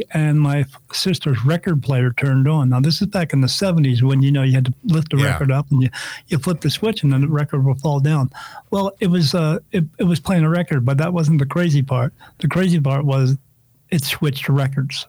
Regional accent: New Jersey, United States; I grew up in New Jersey

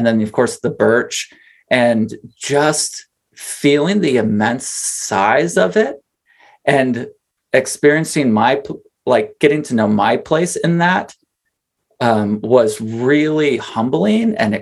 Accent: Wisconsin, United States; also born or lived in Minneapolis; now in North Woods, Minnesota, United States; I grew up paddling in Wisconsin

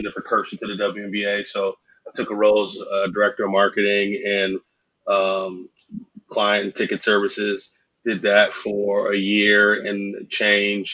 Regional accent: Canton, Ohio, United States; moved away as an adult; also born or lived in San Francisco / Florida; I'm from Canton, Ohio originally. And obviously, you know, big football town

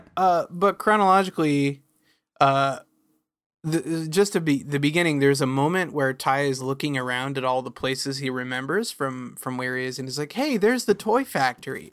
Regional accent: near Redmond, Washington, United States; When I was growing up near Redmond

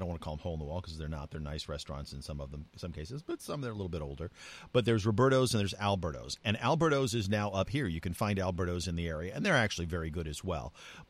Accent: New Mexico, United States; also born or lived in Southern California / Pennsylvania; now in California, United States; I grew up in New Mexico and Southern California, so I'm used to having Mexican food at every corner

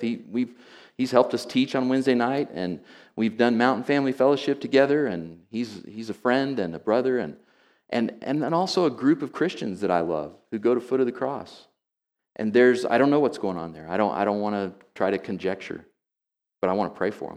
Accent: Oklahoma, United States; moved away; I grew up in Oklahoma

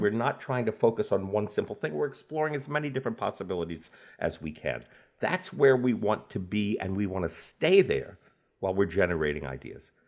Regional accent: New Orleans, Louisiana, United States; moved away as an adult; also born or lived in New York City; moved from my hometown of New Orleans to New York to pursue that career.

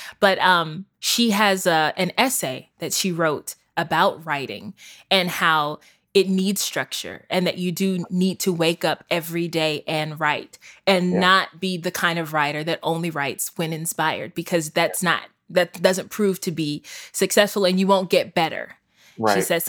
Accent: Georgia, United States; now in New York, United States; I'm from Georgia, so I know what it's like to come from the South and move to the big city.

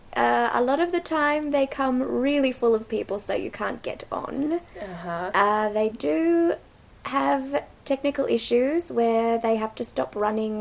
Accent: Melbourne, Victoria, Australia; moved away as an adult; now in Chile; I'm from Melbourne, Australia. I've been in Chile for about 10 months now

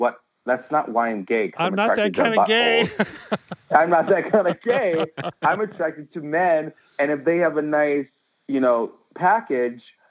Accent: Wisconsin, United States; I grew up in Wisconsin

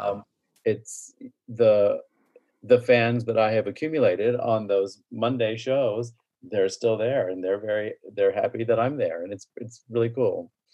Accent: Tavares, Florida, United States; also born or lived in Winter Park, Florida; grew up in Lake County, Tiberias in particular

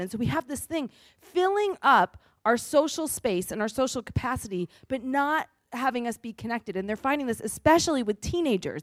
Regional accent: New England, United States; I'm from New England

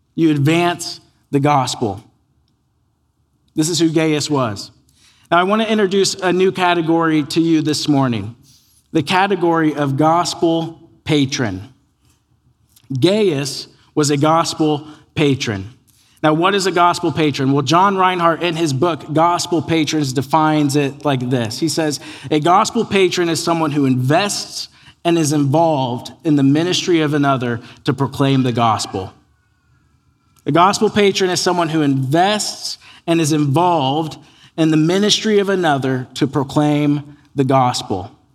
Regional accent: United States; born or raised there

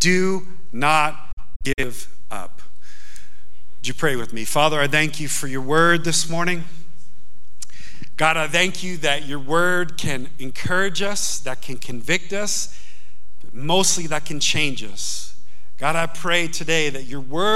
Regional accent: Yonkers, New York, United States; I grew up in Yonkers, New York.

